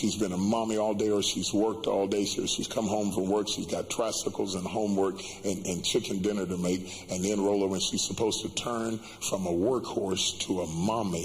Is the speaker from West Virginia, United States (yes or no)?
yes; West Virginia, United States; I come from West Virginia where it's cold.